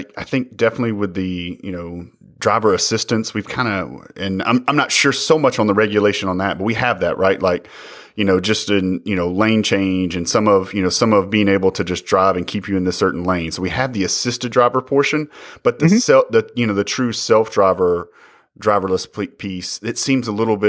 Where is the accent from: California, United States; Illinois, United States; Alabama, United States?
Alabama, United States; I'm from Alabama, right? There's a lot of rural roads.